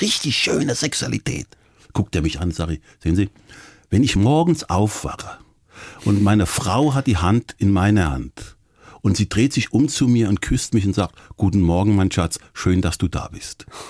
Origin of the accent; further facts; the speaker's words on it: Offenbach am Main, Hesse, Germany; moved away; das war nicht weit von Offenbach, von meiner Heimat.